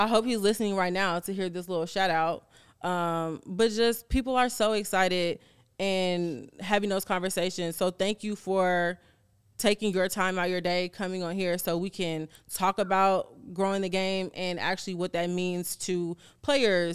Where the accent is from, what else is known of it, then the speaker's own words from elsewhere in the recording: Chicago, Illinois, United States; I am actually born and raised in Chicago, Southside my whole life